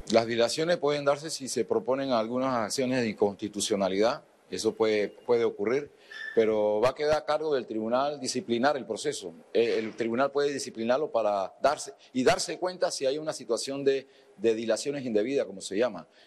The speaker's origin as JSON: {"language": "Spanish", "country": "Panama", "said": "Obviamente, eh, a nosotros como panameños son noticias que no, no nos gustan."}